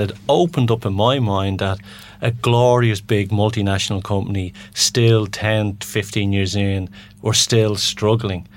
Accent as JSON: {"language": "English", "country": "Ireland", "said": "being Irish as well"}